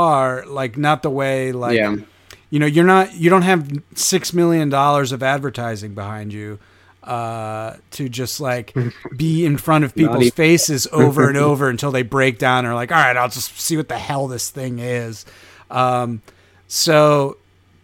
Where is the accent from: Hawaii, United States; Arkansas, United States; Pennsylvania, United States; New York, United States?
New York, United States; upstate; now in New York City, United States; I'm from upstate New York, and now I've been in New York City for, almost a decade